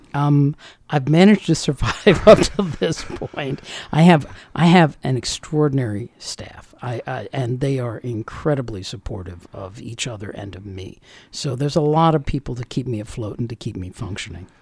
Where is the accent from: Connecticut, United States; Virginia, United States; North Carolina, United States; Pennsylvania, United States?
Virginia, United States; Northern; moved away as an adult; also born or lived in Washington, D.C. / Montgomery County, Maryland; now in Frederick County, Maryland, United States; I was born in D.C., uh, grew up in Northern Virginia